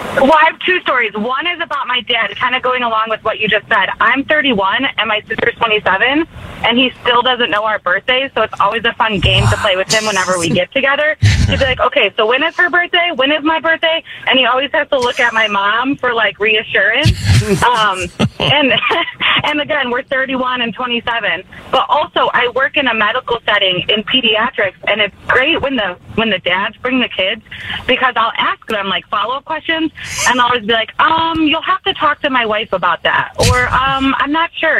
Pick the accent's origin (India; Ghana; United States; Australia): United States; Chicago, Illinois; now in Columbia, United States; I'm from Chicago. I moved away